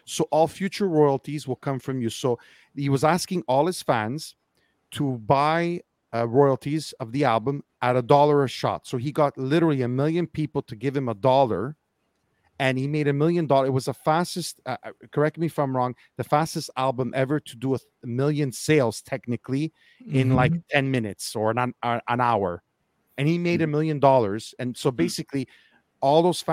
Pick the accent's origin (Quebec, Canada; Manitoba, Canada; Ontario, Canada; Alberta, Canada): Quebec, Canada; Montreal; I'm from Montreal, Quebec